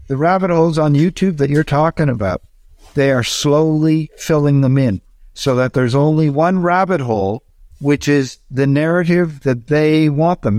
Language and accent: English; Canada; go across Canada and show him my home country